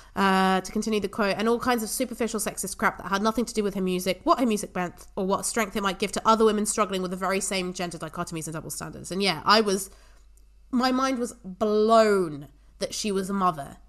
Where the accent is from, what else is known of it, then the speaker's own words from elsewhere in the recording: England, United Kingdom; growing up in England